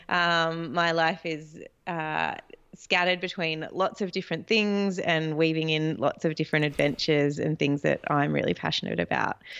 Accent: Australia; as a Australian

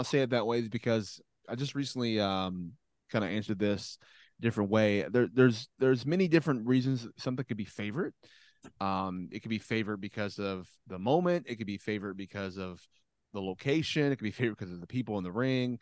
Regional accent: Louisville, Kentucky, United States; my hometown here in Louisville

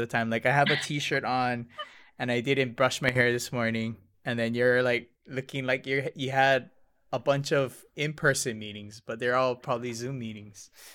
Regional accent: Hilo, Hawaii, United States; I'm from Hilo

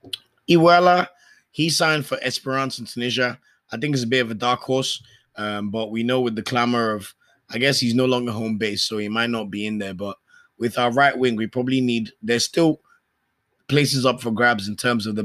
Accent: Nigeria; As a Nigerian

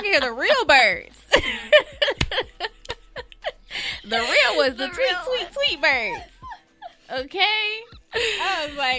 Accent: Atlanta, Georgia, United States; moved away as an adult; I'm from Atlanta.

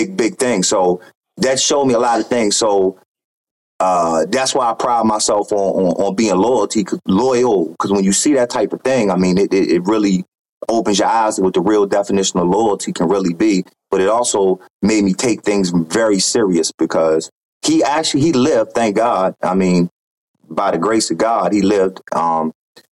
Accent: Baltimore, Maryland, United States; I'm being from Baltimore, Maryland, you hear a lot, so it's gunfire

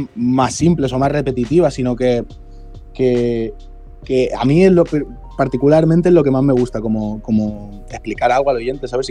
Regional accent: Cornellà de Llobregat, Catalonia, Spain; Los dos somos de Cornellá, que es, es una ciudad que hay cerca de, Barcelona

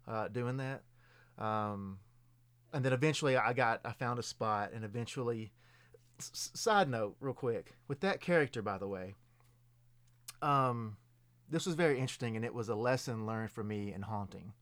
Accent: Lewisburg, Tennessee, United States; I'm originally from Lewisburg, Tennessee

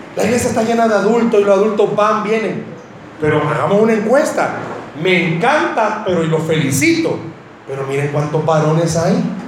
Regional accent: El Salvador; accent: Salvadoran; en buen salvadoreño

